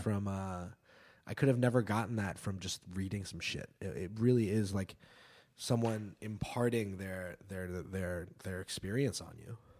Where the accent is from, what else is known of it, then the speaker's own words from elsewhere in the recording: New York City, New York, United States; also born or lived in New Zealand; I am from New York City. I am from, uh, downtown New York in Greenwich Village, West Village